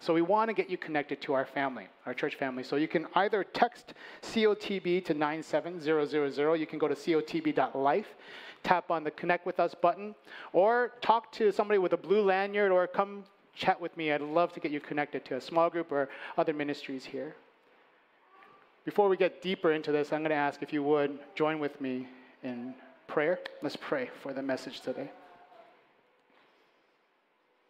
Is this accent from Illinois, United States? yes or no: yes; Chicago, Illinois, United States; moved away; I was born and raised in Chicago. I grew up on the north side